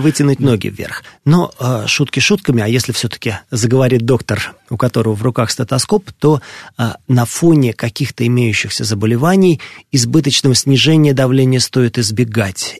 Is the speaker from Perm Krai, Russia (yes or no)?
no; Moscow, Russia; я родился и вырос в Москве